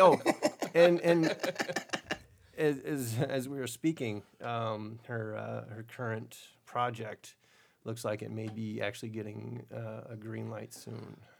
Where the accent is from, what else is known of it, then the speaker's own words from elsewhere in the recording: Destin, Florida, United States; my my hometown of Destin